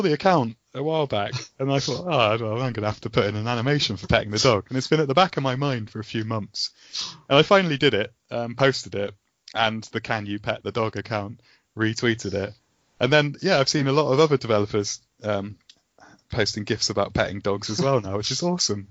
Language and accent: English; West Country, South West England, United Kingdom; accent: West Country; we're all from the West Country, from like Southwest right. England, so we've all got these farmer accents